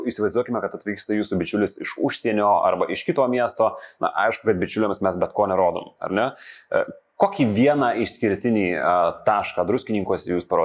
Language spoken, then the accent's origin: Lithuanian; Marijampolė, Marijampolė County, Lithuania; aš kilęs iš Marijampolės